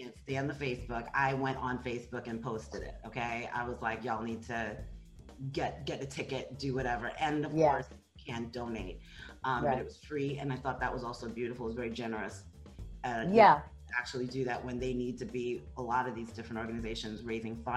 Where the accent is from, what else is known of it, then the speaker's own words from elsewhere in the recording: New York, United States; moved away; for those of us who have moved away, you never stop being a New Yorker.